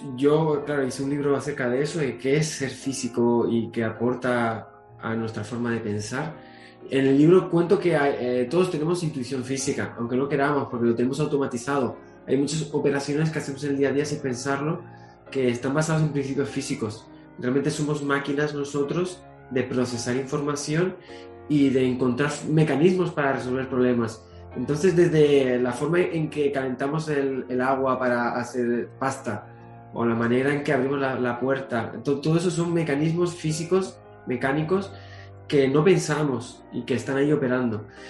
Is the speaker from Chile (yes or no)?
no; Canary Islands, Spain; mi tierra, Canarias